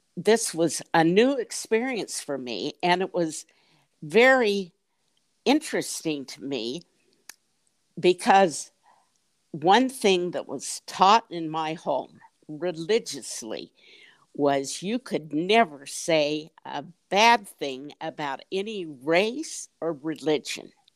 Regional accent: Salt Lake City, Utah, United States; moved away as an adult; also born or lived in Bay Area, California; I grew up in Salt Lake City. I lived 20 years in the Bay Area in California.

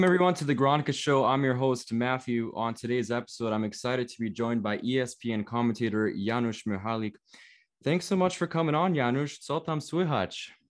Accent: Toronto, Ontario, Canada; I was born in Toronto. I live in Canada.

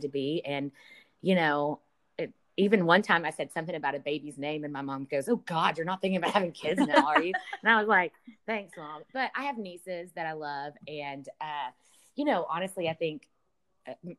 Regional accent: Podunk, Texas, United States; moved away; I'm from Podunk, Texas, 250 people.

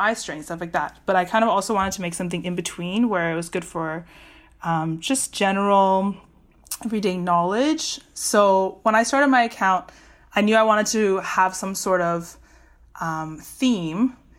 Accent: Vancouver, British Columbia, Canada; moved away as an adult; also born or lived in Waterloo, Ontario; I'm from Vancouver

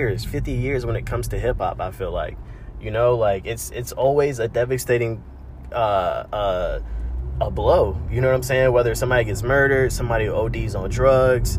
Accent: North Side, Gwinnett, Georgia, United States; we grew up on the North Side, so everything the … talk about, their lingo, their style, and just them collectively, we can relate to that. You know, we can relate to being from Gwinnett.

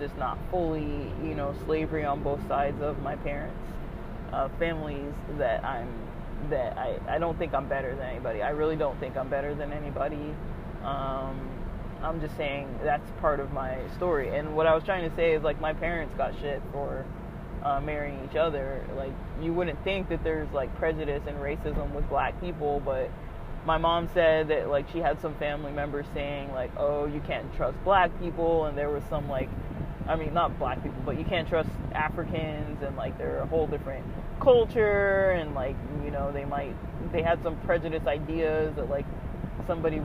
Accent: United States; I'm clearly American, too. I was raised in the U.S.

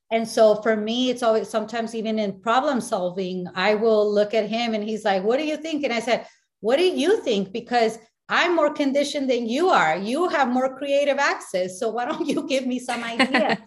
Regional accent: Mexico; I'm from Me- Mexico

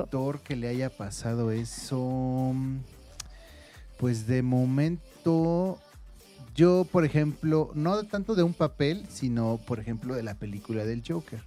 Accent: Mexico; nosotros como mexicanos creo que somos muy apegados a la familia

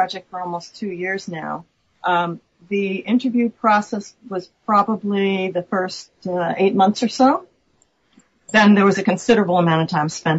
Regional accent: New York City, New York, United States; now in Portland, United States; I'm from New York City originally

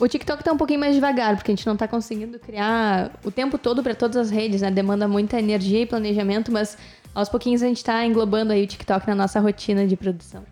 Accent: Porto Alegre, Rio Grande do Sul, Brazil; Nós somos de Porto Alegre, Rio Grande do Sul

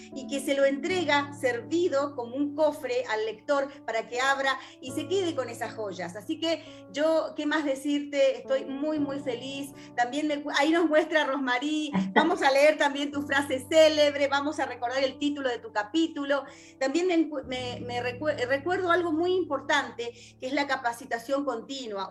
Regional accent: Argentina; somos argentinas, vivimos en Argentina

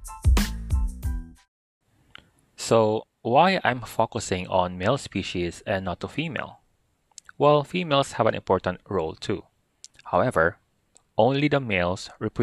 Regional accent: Philippines; As Christian and as a Filipino

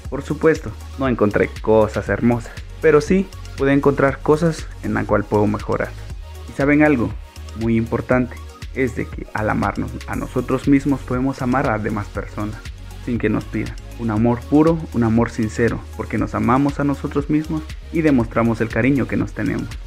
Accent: Santander de Quilichao, Cauca, Colombia; soy de Santander de Quilichao, Cauca, y pertenezco a la fundación Tengo Ganas, es una fundación juvenil.

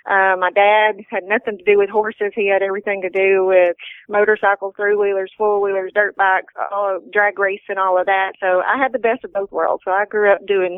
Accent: near Tyler, East Texas, United States; Born and raised here in East Texas

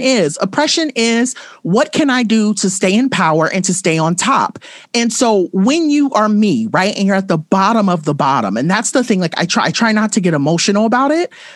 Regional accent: Compton, California, United States; I grew up in Compton.

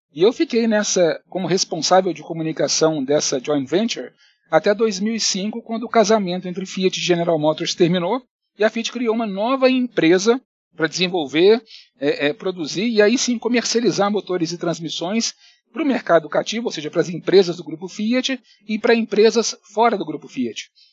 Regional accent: Belo Horizonte, Minas Gerais, Brazil; moved away as an adult; also born or lived in Curitiba / Italy; now in São Paulo, Brazil; Eu realmente sou mineiro, sou de Belo Horizonte

